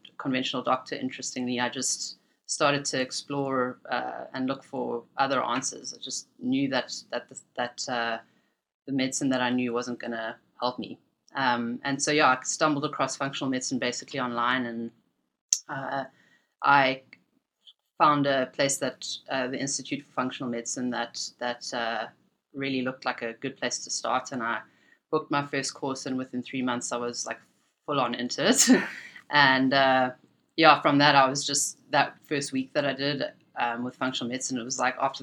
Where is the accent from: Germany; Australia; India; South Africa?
South Africa; Cape Town, Western Cape; moved away as an adult; now in Canada; growing up in Cape Town and studying in Cape Town, South Africa